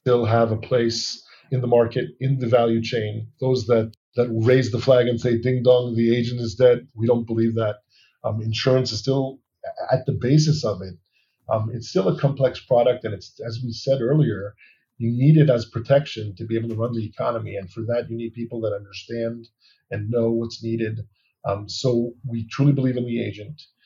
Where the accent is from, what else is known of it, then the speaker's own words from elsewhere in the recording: Allentown, Pennsylvania, United States; also born or lived in New York; now in Tel Aviv, Israel; I was born and raised in Allentown, Pennsylvania, then lived in New York for many years